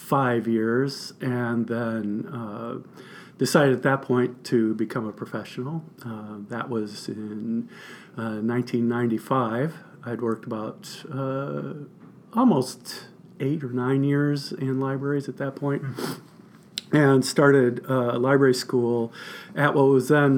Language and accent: English; Central Illinois, United States; moved away as an adult; also born or lived in Winslow, Arizona; Midwest guy. I'm originally from Central Illinois